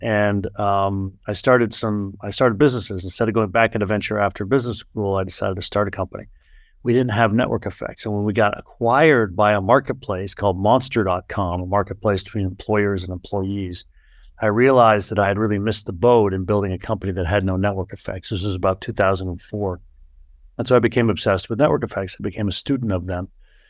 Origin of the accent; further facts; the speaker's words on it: Boston, Massachusetts, United States; So look, I grew up in the Boston area.